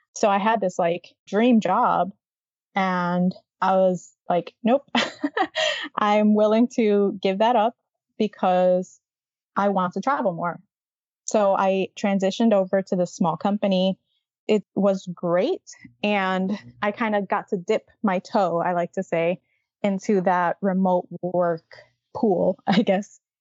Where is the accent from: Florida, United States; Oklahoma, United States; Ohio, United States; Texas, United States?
Florida, United States; Miami; I grew up in Miami in a big city.